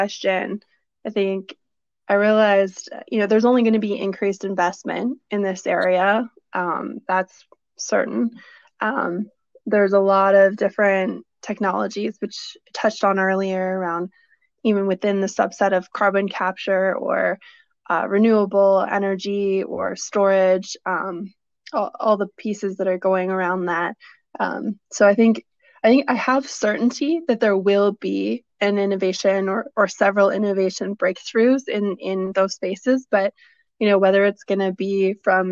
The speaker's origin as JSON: {"language": "English", "town": "Vancouver", "region": "British Columbia", "country": "Canada", "tie": "born or raised there", "also_born_or_lived": "Toronto", "moved": "as an adult", "lives_now": "Calgary, Canada", "said": "growing up in Vancouver and a little bit of my childhood in Toronto"}